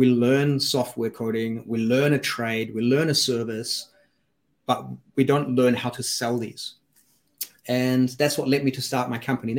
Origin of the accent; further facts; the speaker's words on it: Germany; moved away; also born or lived in Switzerland; I grew up in Germany